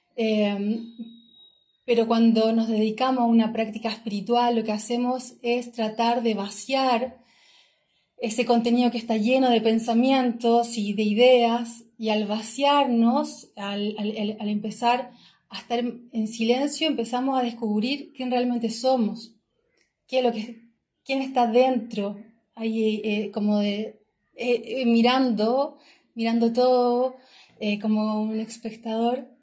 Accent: Chillán, Ñuble, Chile; moved away as an adult; soy oriunda de Chillán, del sur de Chile

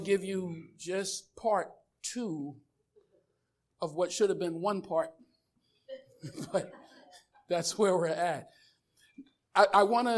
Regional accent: United States; I'm an American

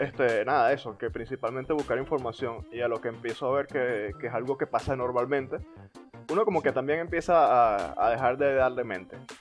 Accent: Coro, Falcón, Venezuela; moved away; Y yo de coro.

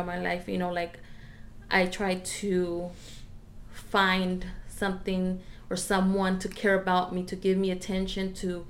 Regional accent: Orange County, California, United States; also born or lived in Riverside, California; we moved from Orange County to Riverside

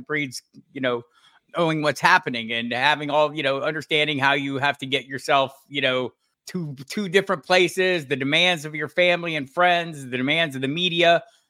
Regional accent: Tucson, Arizona, United States; I had the good fortune of growing up in Tucson, Arizona, where there were no teams and everyone, you know, and there were not many native Tucsonans either. I was one of the few.

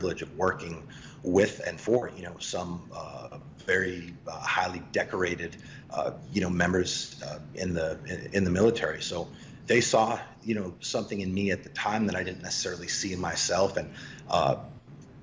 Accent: Boston, Massachusetts, United States; I'm from Boston, born and raised

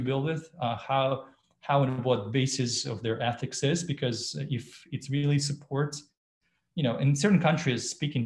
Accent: Belarus; now in United States; I was born in Belarus and live in the US and a US citizen

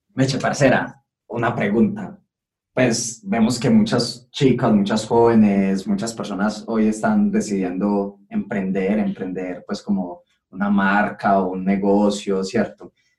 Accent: Colombia; ese perrenque que tenemos como colombianos

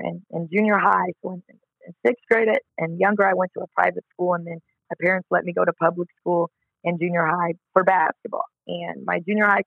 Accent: Collinsville, Illinois, United States; also born or lived in Edwardsville, Illinois; So I'm from Collinsville, Illinois, but to start high school, my parents moved us to the rival town of Edwardsville, Illinois, up the road.

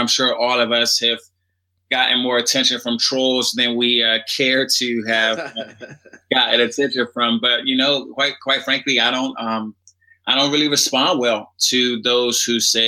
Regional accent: Washington, District of Columbia, United States; I grew up in Washington, D.C.

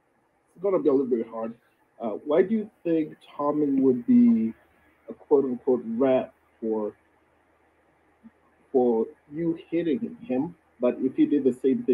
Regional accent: Riverside, California, United States; I'm from Riverside, California.

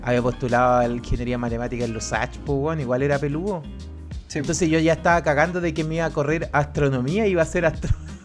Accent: Curicó, Maule, Chile; moved away as an adult; now in Santiago, Chile; yo soy de Curicó

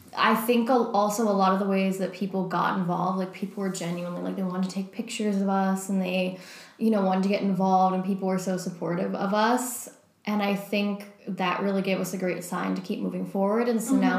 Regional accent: New York, United States; I grew up in New York

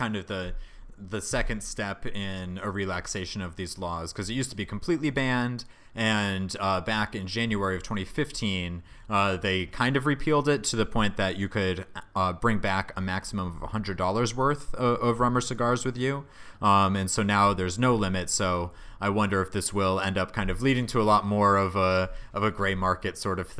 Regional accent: Connecticut, United States; growing up in Connecticut

